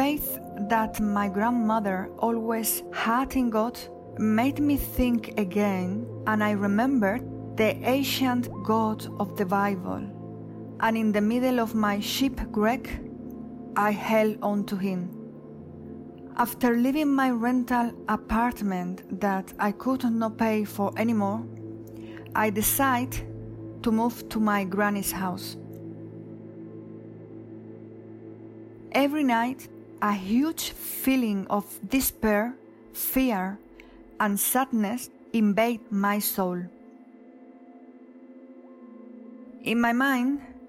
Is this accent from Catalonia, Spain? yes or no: no; Huelva, Andalusia, Spain; English is a second language; moved away; I was living in Huelva, my hometown, a city in the south of Spain.